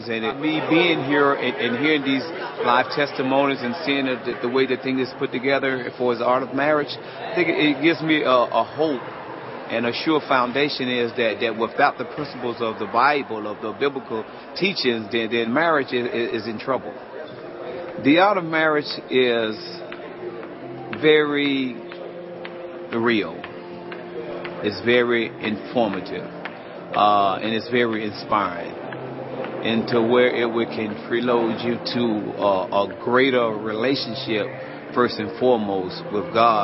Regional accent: Charlotte, North Carolina, United States; I'm from Charlotte, North Carolina

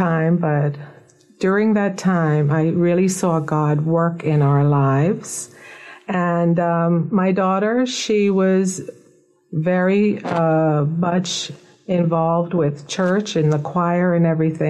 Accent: Nassau, New Providence, Bahamas; Yes, I was born in Nassau, Bahamas, and I was raised here from birth.

